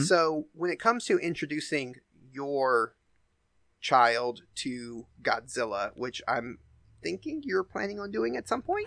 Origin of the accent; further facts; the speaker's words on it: the South, Southern United States, United States; accent: Southern; I don't think I have a super strong Southern accent, but every once in a while, certain words, you know, will come through